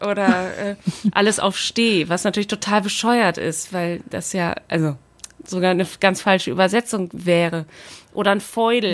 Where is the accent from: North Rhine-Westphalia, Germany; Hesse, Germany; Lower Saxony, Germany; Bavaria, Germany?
Lower Saxony, Germany; Aurich; also born or lived in Spetzerfehn / Oldenburg; now in Berlin, Germany; geboren im Auricher Kreiskrankenhaus